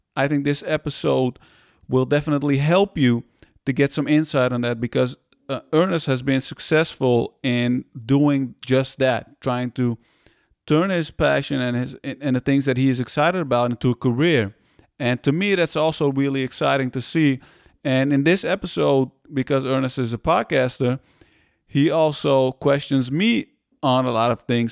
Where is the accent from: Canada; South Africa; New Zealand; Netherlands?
Netherlands; also born or lived in Iran; we came to the Netherlands from Iran